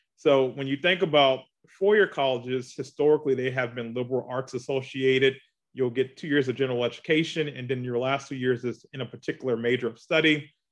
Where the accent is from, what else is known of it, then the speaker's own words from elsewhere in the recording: Charleston, South Carolina, United States; moved away as an adult; now in Augusta, United States; I'm from Charleston, South Carolina, uh, born and raised there